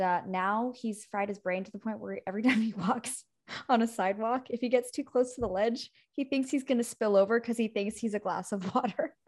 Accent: Montauk, New York, United States; I grew up in Montauk, and there is this place called Campiro

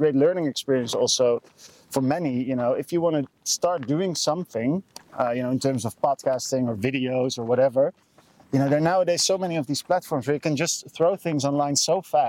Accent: Amsterdam, North Holland, Netherlands; English is a second language; moved away as an adult; now in Warwick, United Kingdom; I'm from Amsterdam in the Netherlands. Born

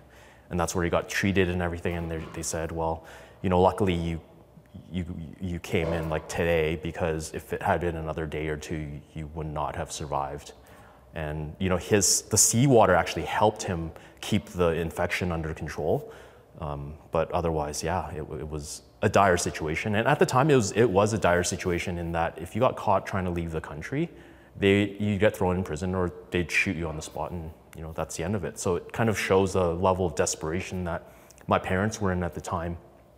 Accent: Indonesia; born there; I am an immigrant. I was born in Indonesia in a refugee camp on an island. And it's an interesting, fascinating story. My parents grew up in Vietnam. Our heritage were actually Chinese.

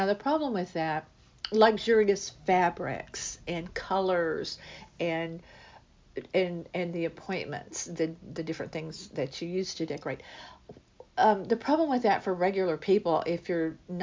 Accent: United States; we as Americans

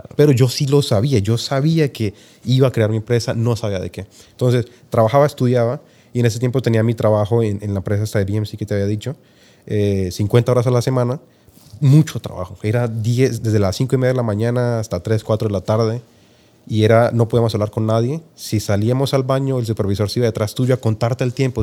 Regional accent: Colombia; moved away as an adult; also born or lived in Argentina; now in Utah, United States; haber nacido en Colombia

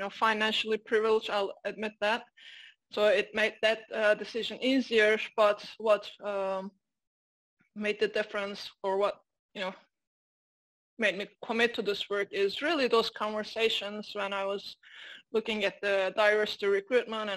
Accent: Turkey; moved away as an adult; also born or lived in London, United Kingdom; now in United States; I'm Turkish American, Turkish by birth, American by marriage

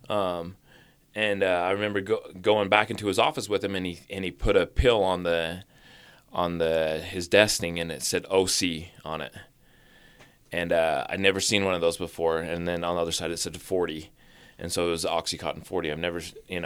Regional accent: Orem, Utah, United States; also born or lived in Springville, Utah; I went to, uh, uh, elementary in Orem, and then, uh, when I was twelve, we moved to Springville, Utah

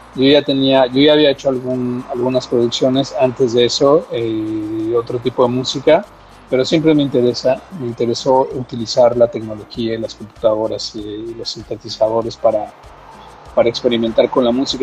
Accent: Mexico City, Mexico; Yo en la Ciudad de México, soy, soy del, del de la Ciudad de México.

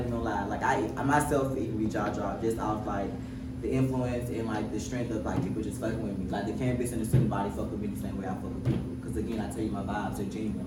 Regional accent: Cochran, Georgia, United States; moved away as an adult; also born or lived in Savannah, Georgia; I went back to my hometown. I'm from Coffin, Georgia, 229. Super small town

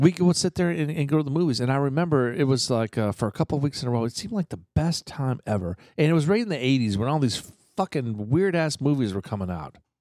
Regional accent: Eatontown, New Jersey, United States; moved away; where I grew up in New Jersey, uh, Fort Monmouth in Eaton Town

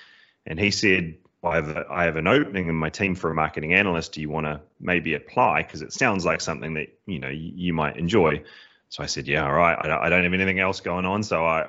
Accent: New Zealand; accent: cross between British and Kiwi; So I am originally from New Zealand, which is why there's a bit of an odd accent there, a bit of a cross between British and Kiwi there.

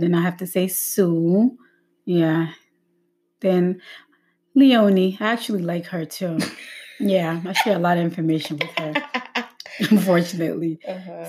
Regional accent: Accra, Greater Accra, Ghana; Yeah, born and raised.

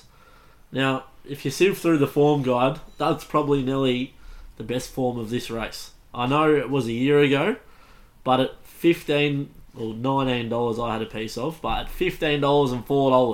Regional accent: Pakenham, Victoria, Australia; this is my hometown cup

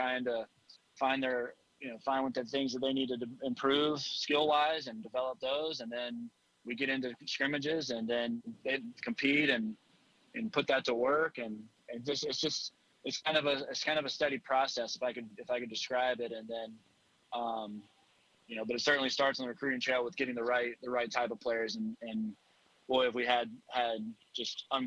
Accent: Charlotte, North Carolina, United States; also born or lived in Chapel Hill, North Carolina; my hometown city, Charlotte

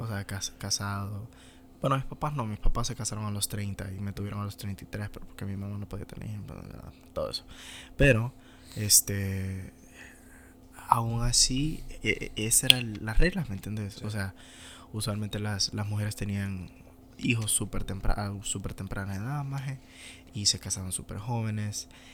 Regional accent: Honduras; moved away as an adult; no sé qué sería mi vida si me hubiera quedado en Honduras

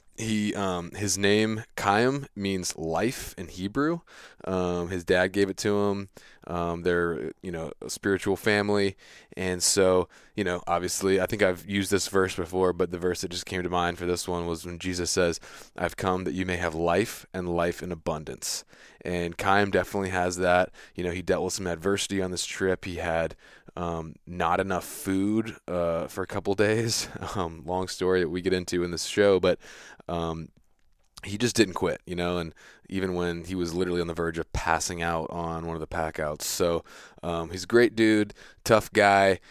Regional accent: Southeast, United States; I come from the Southeast

